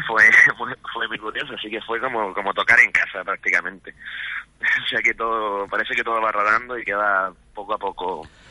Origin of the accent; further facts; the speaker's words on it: San Lorenzo, Canary Islands, Spain; also born or lived in La Laguna, Tenerife / Madrid; Yo soy de aquí de Gran Canaria